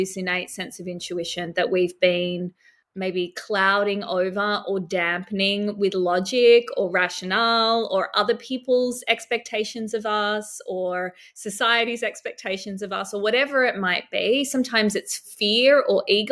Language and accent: English; Sydney, New South Wales, Australia; moved away as an adult; now in Byron Bay, Australia; I grew up in Sydney and work always took me back to Sydney